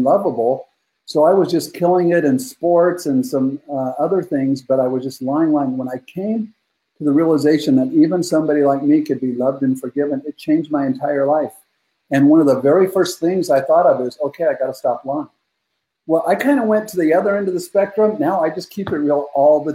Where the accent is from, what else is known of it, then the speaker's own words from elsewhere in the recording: Northern California, United States; I grew up in Northern California, really rough childhood